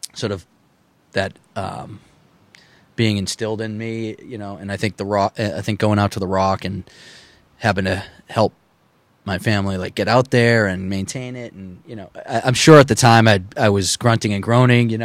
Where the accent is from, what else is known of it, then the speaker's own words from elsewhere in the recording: Needham, Massachusetts, United States; we weren't from Hull. We're from Needham. Our family's from Needham